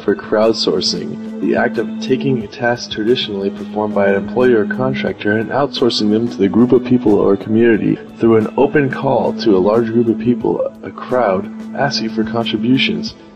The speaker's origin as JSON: {"language": "English", "town": "Whitby", "region": "Ontario", "country": "Canada", "said": "I'm from Whitby, Ontario, in Canada"}